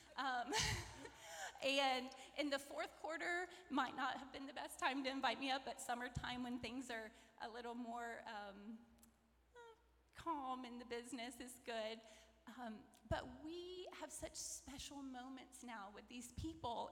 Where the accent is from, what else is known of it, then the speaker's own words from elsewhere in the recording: McIntosh, Florida, United States; I grew up outside of McIntosh, near Ocala